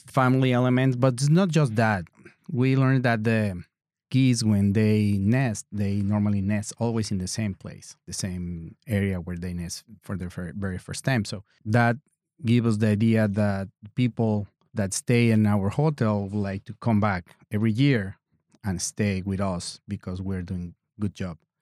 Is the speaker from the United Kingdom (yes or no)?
no; Mexico; English is a second language; now in Door County, United States; I'm from Mexico